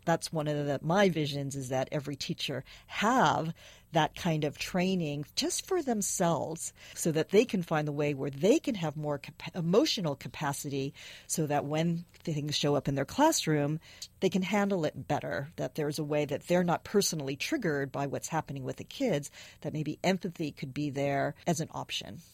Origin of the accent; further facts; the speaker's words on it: San Francisco, California, United States; I was born and raised is in San Francisco.